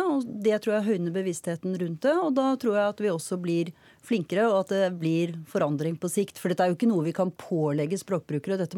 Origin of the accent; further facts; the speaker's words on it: Norway; Jeg kan gå mann av huse, og jeg er nordmann.